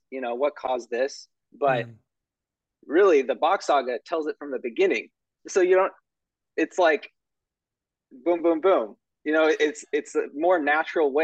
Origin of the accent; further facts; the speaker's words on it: California, United States; I grew up here in California. I'm still here